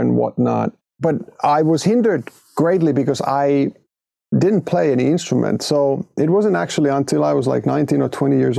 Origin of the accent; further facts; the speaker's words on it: Hinnerjoki, Southwest Finland, Finland; moved away as an adult; the first, 19 years of my life, I lived in a small village called Hinnerjoki in southwestern Finland